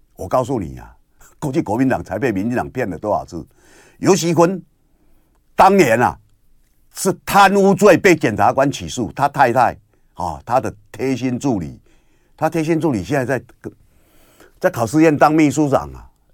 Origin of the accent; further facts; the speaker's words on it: Kinmen County, Taiwan; 我是福建金门岛啊。那我们也是从那里来，我祖先也是，我们也是黔州人啊。我们从那里过来